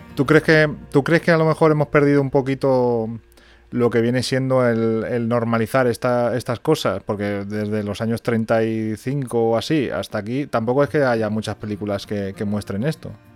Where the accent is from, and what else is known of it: Spain